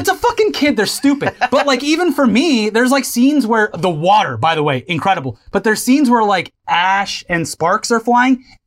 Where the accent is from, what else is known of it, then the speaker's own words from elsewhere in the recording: the South, United States; I am literally born and raised in the South